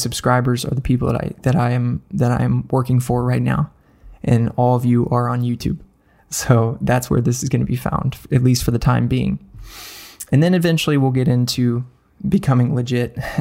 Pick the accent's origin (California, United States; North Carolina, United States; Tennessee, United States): Tennessee, United States; Nashville; Nashville, my hometown